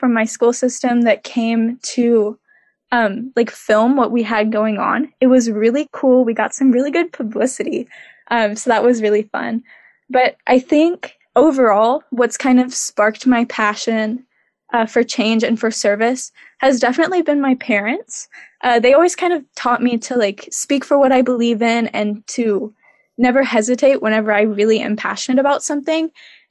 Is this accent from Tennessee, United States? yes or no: yes; Clarksville, Tennessee, United States; moved away as an adult; now in Waterville, United States; I'm from Clarksville, Tennessee, sort of like right outside of Nashville.